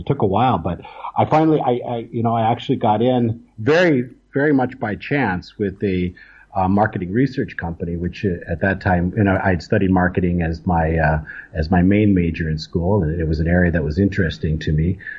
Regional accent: Wisconsin, United States; moved away as an adult; also born or lived in Taiwan / Shanghai, China; now in Kuala Lumpur, Malaysia; I'm originally from the United States, from Wisconsin. I haven't lived in the United States since 1992, though. I went and I spent about the first 20 years of my career in Greater China.

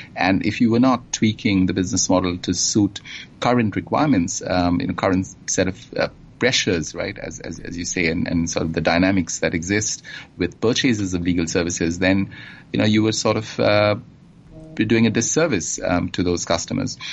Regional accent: Kolkata, West Bengal, India; also born or lived in England; now in Singapore; I was born and grew up uh, in India in, um, in a city called Calcutta on the eastern coast, and uh, sort of spent my formative years there.

